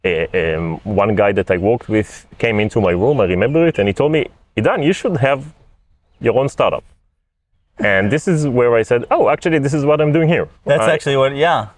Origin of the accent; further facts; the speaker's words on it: Rishon LeZion, Central District, Israel; moved away as an adult; also born or lived in San Francisco Bay Area; I was born and raised in Rishon LeZion in Israel, and I just came back from like 7 years in San Francisco in the Bay Area.